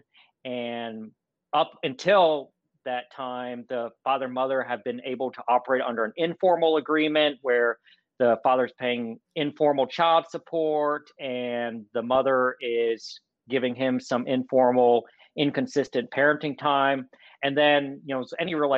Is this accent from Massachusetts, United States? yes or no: no; North Carolina, United States; moved away as an adult; now in Atlanta, United States; I was born and raised in North Carolina